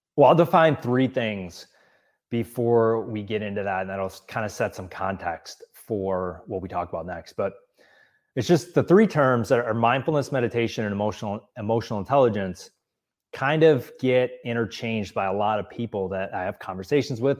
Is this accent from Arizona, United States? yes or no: no; Wisconsin, United States; moved away as an adult; also born or lived in Milwaukee, Wisconsin; now in Los Angeles, United States; I grew up in Wisconsin and lived in Milwaukee for several years